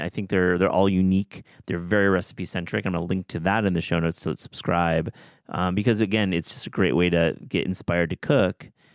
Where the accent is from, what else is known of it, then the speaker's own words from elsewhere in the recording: West Michigan, United States; growing up in West Michigan